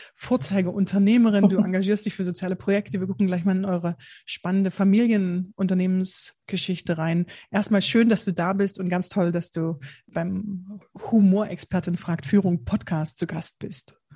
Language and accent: German; Bitterfeld-Wolfen, Saxony-Anhalt, Germany; moved away; ich komme ich komme ursprünglich aus Sachsen-Anhalt, äh, Bitterfeld-Wolfen